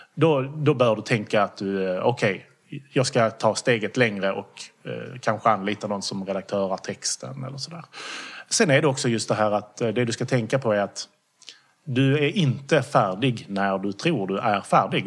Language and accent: Swedish; Skåne, Sweden; jag är skåning